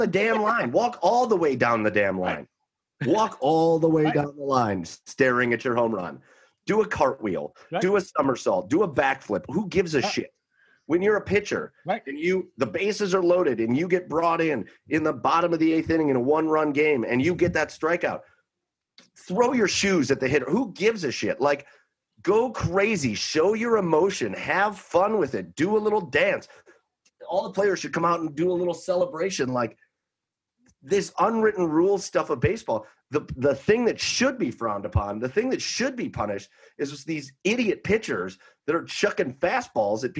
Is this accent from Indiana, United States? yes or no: no; Cleveland, Ohio, United States; We're from Cleveland